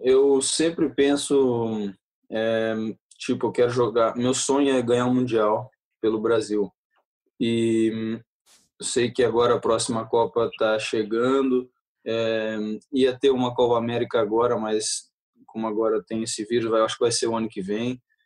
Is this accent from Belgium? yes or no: yes; Belgium; now in Manchester, United Kingdom; meu coração eu sou brasileiro, minha família é brasileira, eu nasci na Bélgica